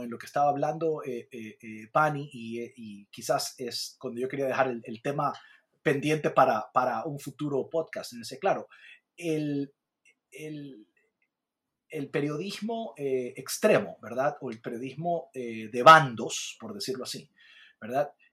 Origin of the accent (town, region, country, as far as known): Ecuador